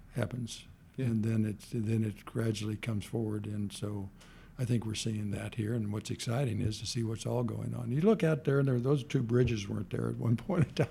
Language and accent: English; Kansas City, Missouri, United States; moved away as an adult; also born or lived in Stanford, California; now in Dallas, United States; I grew up in Kansas City and then came here